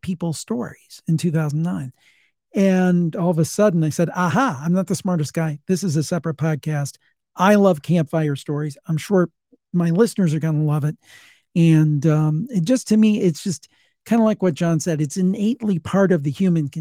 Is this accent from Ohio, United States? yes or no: yes; Ohio, United States; I'm from Ohio